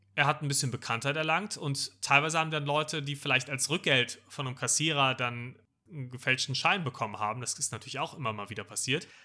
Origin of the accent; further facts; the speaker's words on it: Germany; als Deutscher